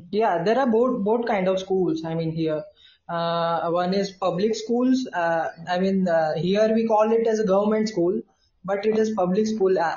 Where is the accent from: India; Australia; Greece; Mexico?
India; Indore, Madhya Pradesh; I am from India and I am uh, I belongs to Indore, Madhya Pradesh. It is present at the, at the middlemost part of our country. So I live in the heart of my country.